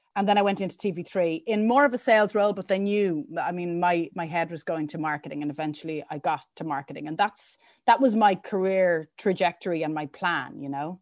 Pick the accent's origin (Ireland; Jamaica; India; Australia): Ireland; Dublin, Leinster; I grew up in Temple Oak